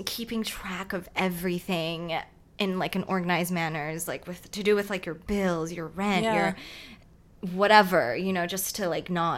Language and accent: English; Hong Kong; English is a second language; moved away as an adult; also born or lived in Pittsburgh, United States; now in New York, United States; I was born and raised in Hong Kong